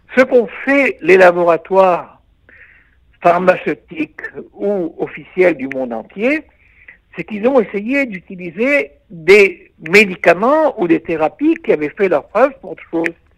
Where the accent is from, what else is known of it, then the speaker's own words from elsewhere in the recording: Israel; chez nous en Israël